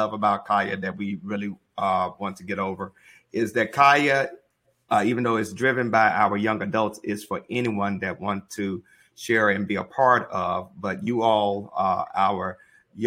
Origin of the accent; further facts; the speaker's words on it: Mississippi, United States; also born or lived in St. Louis, Missouri; now in Charlotte, United States; I am a native of Mississippi, a little town called Mount Casello.